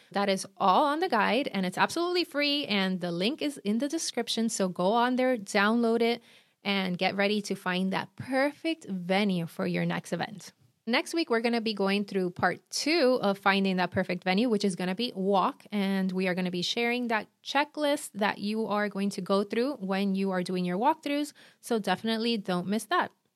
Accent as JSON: {"language": "English", "country": "Puerto Rico", "accent": "Puerto Rican", "moved": "yes", "lives_now": "Miami, United States", "said": "I'm from Puerto Rico, and I live in Miami"}